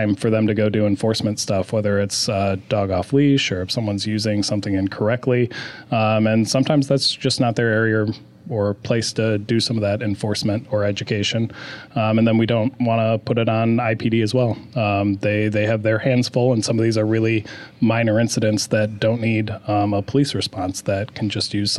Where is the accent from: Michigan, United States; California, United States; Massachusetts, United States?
Michigan, United States; moved away as an adult; now in Issaquah, United States; I'm actually originally from Michigan